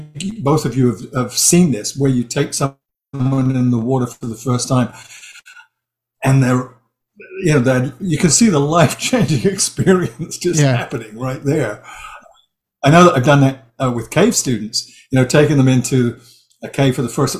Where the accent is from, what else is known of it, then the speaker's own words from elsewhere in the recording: Hampshire Berkshire border, South East England, United Kingdom; also born or lived in East End of London; I was born in the East End of London. I grew up on the Hampshire Berkshire border